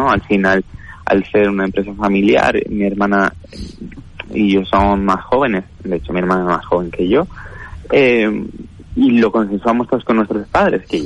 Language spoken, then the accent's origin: Spanish; Balearic Islands, Spain; Nosotros venimos de Mallorca y, y, acabamos aterrizando aquí, tanto mis padres como mi hermana y yo.